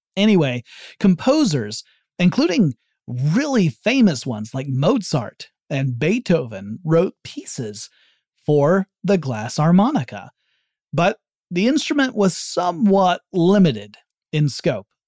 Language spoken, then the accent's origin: English; the South, United States; I'm from the South